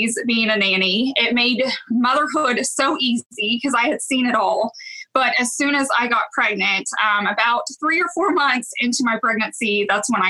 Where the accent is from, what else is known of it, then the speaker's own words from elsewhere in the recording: Owasso, Oklahoma, United States; also born or lived in Claremore, Oklahoma / Tulsa, Oklahoma / Edmond, Oklahoma; fourth grade, we moved out to Owosso, and I've pretty much been here my whole life